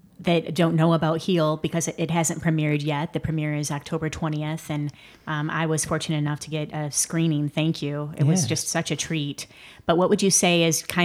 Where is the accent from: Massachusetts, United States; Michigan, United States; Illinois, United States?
Michigan, United States; now in Los Angeles, United States; we're from Michigan